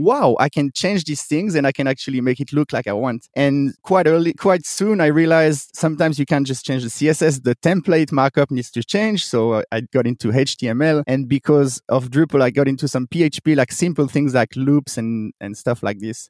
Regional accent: Switzerland; moved away as an adult; also born or lived in Sydney, Australia; I'm originally from Switzerland

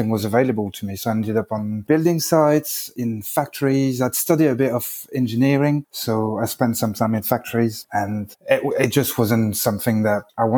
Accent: France; English is a second language; moved away as an adult; also born or lived in United Kingdom

